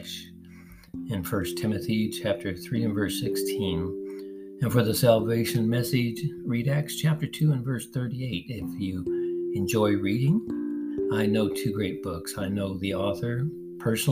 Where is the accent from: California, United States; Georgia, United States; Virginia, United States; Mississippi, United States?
California, United States; Los Angeles; I was born and raised in Los Angeles East Side